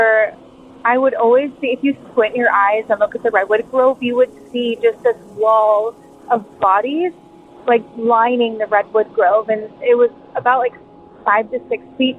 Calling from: Big Sur, California, United States; I'm calling from Big

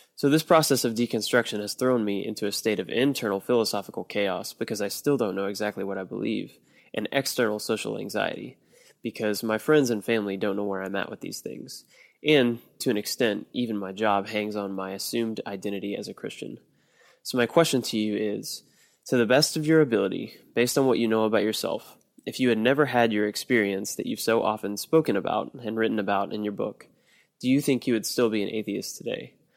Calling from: Austin, Texas, United States; I'm calling from Austin, Texas.

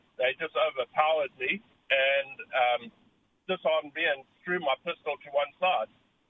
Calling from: Auckland, New Zealand; I'm a truck driver. I'm on the road all over the place, all over Auckland.

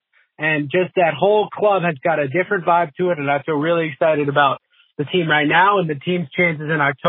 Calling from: Long Island, New York, United States; first-time caller. I'm from Long Island.

